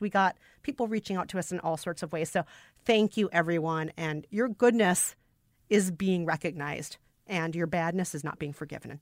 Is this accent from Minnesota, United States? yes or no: yes; Minnesota, United States; a Minnesotan